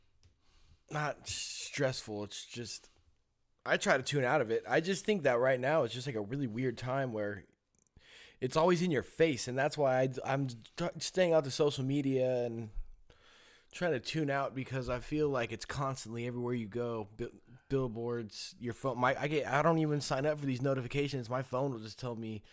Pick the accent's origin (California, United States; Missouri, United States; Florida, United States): California, United States; Willits; growing up in Willits